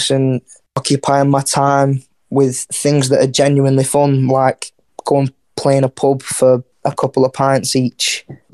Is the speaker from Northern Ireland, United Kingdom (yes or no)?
no; Wigan, North West England, United Kingdom; we're from Wigan, it's like a small little town